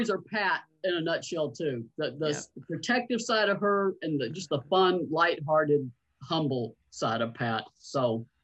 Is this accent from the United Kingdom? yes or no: no; Massachusetts, United States; born there; I will be 60 this year. I was born in Massachusetts.